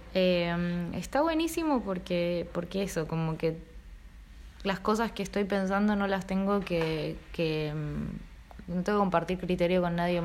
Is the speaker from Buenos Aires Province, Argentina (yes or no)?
no; Río Grande, Tierra del Fuego, Argentina; also born or lived in Uspallata, Mendoza; now in Buenos Aires, Argentina; Yo viví en Río Grande, crecí ahí